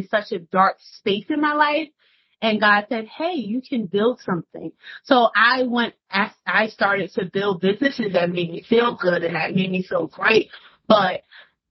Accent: Newark, New Jersey, United States; I'm from Newark, New Jersey

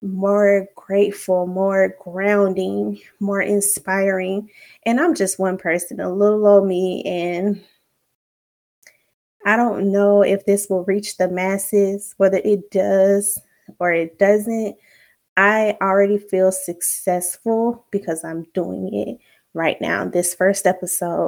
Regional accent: Alabama, United States; now in Virginia, United States; I'm from the South, Alabama to be exact, but right now I'm currently living in Virginia

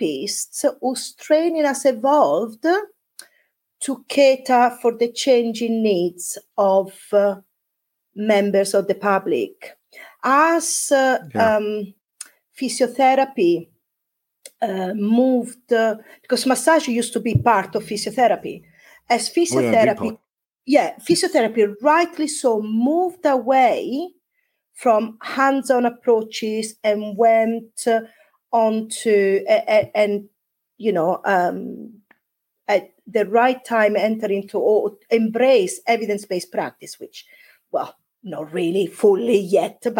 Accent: Italy; now in Devon, United Kingdom; when I go back to Italy, I don't feel Italian anymore because I've been away for such a long time.

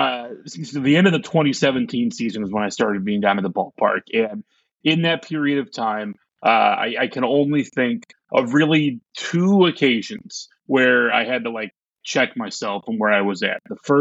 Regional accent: Belleville, Illinois, United States; moved away as an adult; also born or lived in Washington, D.C. area; I'm from St. Louis originally, from Belleville originally. And so when my life kind of shifted to where moving back in early 2017

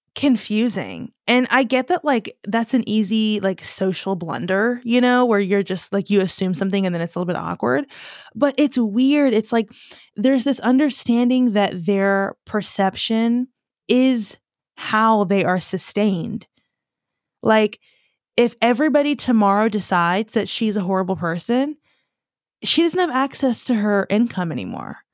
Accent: United States; growing up as an American

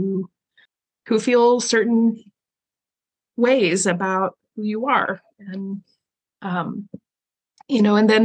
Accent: the South, United States; as a girl growing up in the Southern Baptist Church, there were plenty of things I could do and couldn't do. And I lived in the South

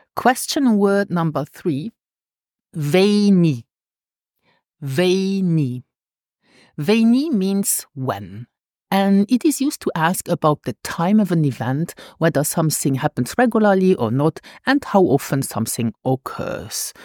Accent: Luxembourg; first language Luxembourgish; English is a second language; teaching my mother tongue since two thousand and twelve

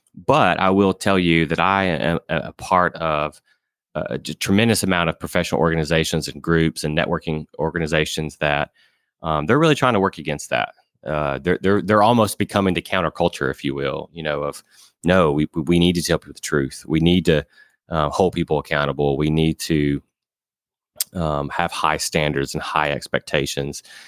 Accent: Alabama, United States; they randomly placed me at a small credit union in my hometown in Alabama

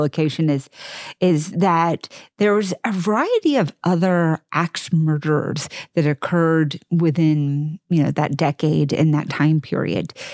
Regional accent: suburban Texas, United States; I'm from Texas, I mean, I'm from suburban Texas

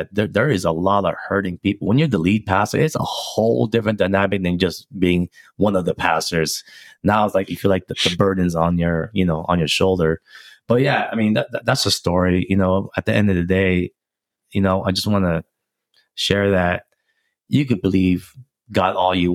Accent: Philippines; also born or lived in Rocklin, California; now in United States; Did a mission trip in the Philippines, you know, my hometown.

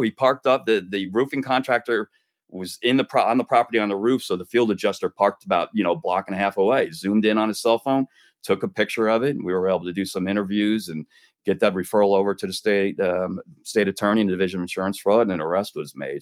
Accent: New Jersey, United States; now in Florida, United States; I enjoy the seasons growing up in Jersey

